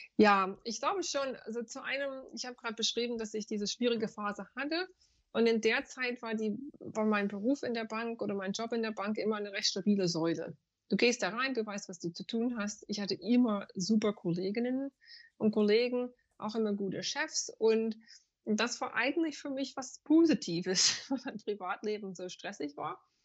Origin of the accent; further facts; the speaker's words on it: United States; German is a second language; moved away as an adult; now in Frankfurt, Germany; Ich komme ursprünglich aus den USA und ich bin mit 25 fest nach Deutschland gekommen